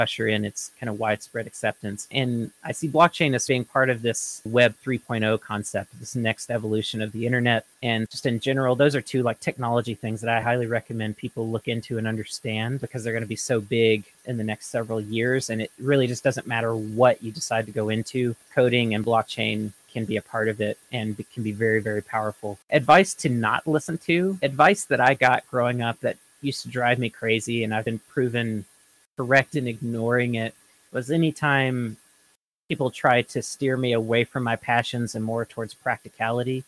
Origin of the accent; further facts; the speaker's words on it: Florence, Mississippi, United States; now in Oregon, United States; my hometown of Florence, Mississippi